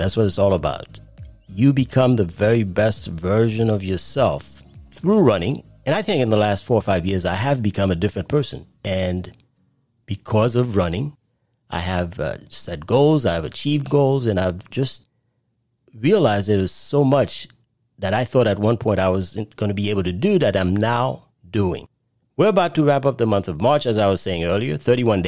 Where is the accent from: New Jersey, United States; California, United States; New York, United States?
New York, United States; New York City; moved away; I no longer live in New York, but I grew up in Brooklyn